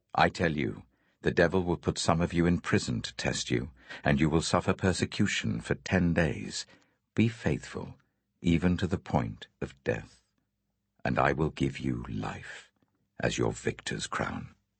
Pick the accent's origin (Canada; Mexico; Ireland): Mexico; when I was 16, uh, growing up in Mexico